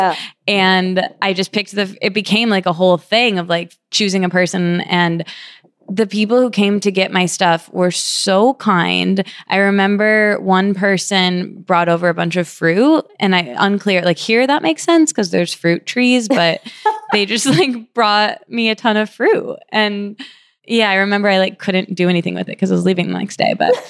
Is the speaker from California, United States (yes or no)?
no; Michigan, United States; When I came to New York from Michigan, I ended up just taking over this room